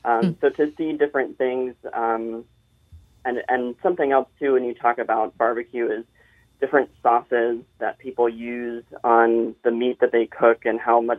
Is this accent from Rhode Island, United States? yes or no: no; South Carolina, United States; now in Maryland, United States; originally I'm from South Carolina. So having moved up here to Maryland